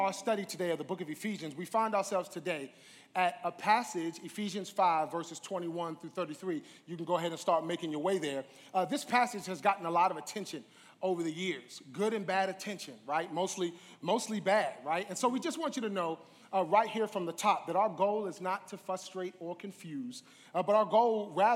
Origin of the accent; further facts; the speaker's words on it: New York, United States; I'm from New York